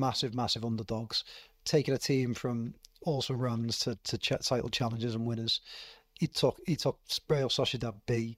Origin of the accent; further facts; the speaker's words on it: Liverpool, North West England, United Kingdom; what we call in Liverpool